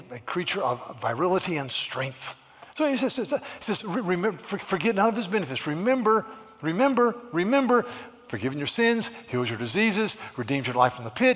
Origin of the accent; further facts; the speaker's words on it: United States; as an American